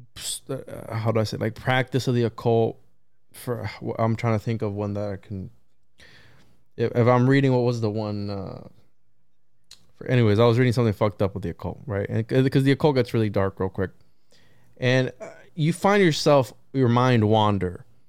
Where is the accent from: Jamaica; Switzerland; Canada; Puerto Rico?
Puerto Rico; I'm from Puerto Rico